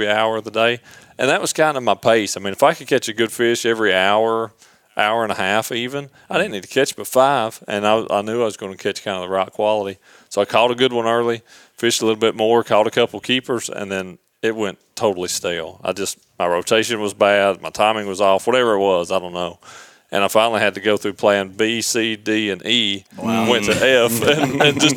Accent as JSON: {"language": "English", "town": "Knoxville", "region": "Tennessee", "country": "United States", "tie": "born or raised there", "said": "Knoxville was my address from the time I was born until actually my wife and I first got married"}